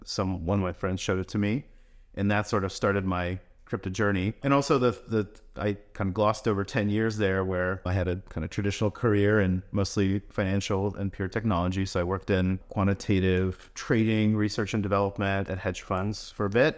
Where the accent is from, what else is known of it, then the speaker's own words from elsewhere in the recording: United States; also born or lived in Russia; We grew up here around New York, New Jersey